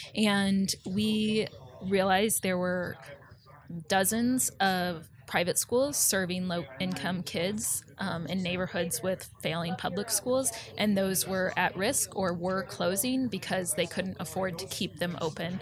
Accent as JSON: {"language": "English", "town": "Omaha", "region": "Nebraska", "country": "United States", "tie": "born or raised there", "also_born_or_lived": "New Orleans / Northern Virginia", "moved": "as an adult", "said": "I went back to my hometown of Omaha"}